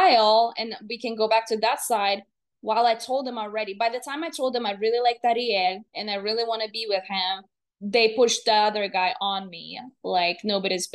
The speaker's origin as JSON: {"language": "English", "country": "Latvia", "moved": "yes", "said": "I am originally from Latvia"}